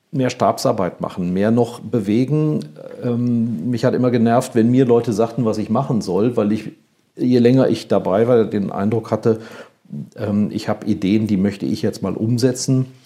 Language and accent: German; Rhineland, Germany; Rosenmontag, ich bin gebürtiger Rheinländer, ist eigentlich im Rheinland Ausnahmezustand. Ich bin im Straßenkarneval groß geworden.